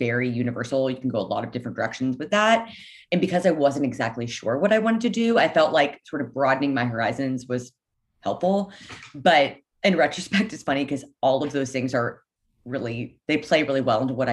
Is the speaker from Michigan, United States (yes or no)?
no; Leawood, Kansas, United States; I grew up in Leawood, Kansas, which is like a suburb of Kansas City